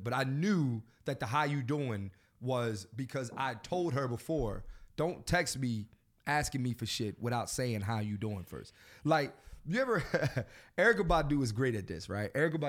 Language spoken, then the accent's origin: English; Philadelphia, Pennsylvania, United States; I'm from Philly.